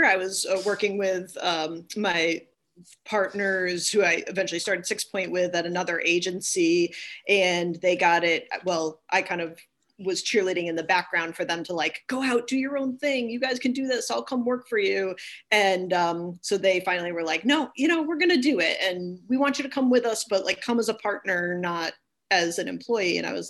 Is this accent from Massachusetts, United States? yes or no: yes; East Longmeadow, Massachusetts, United States; Yes, indeed. Yep, lived most of my life there, yep.